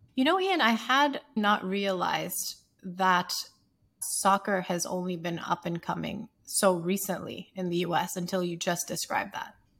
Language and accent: English; Sierra Leone; moved away; I grew up in Sierra Leone playing as a striker